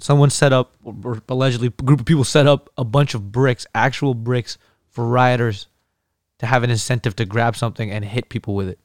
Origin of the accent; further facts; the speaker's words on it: Iraq; moved away; I'm I'm Kurdish. I'm from Iraq, but I'm I'm Caucasian